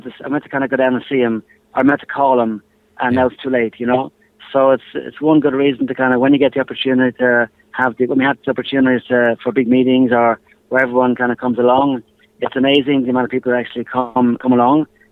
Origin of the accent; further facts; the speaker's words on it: Ireland; I'm Irish